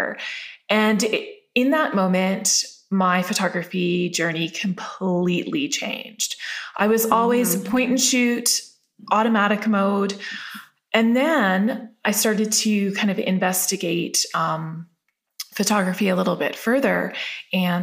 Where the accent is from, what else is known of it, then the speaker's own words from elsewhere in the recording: Calgary, Alberta, Canada; I grew up in Calgary, Alberta